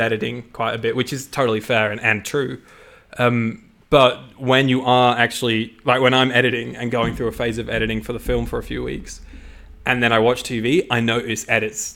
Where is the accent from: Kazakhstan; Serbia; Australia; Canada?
Australia; I'm Australian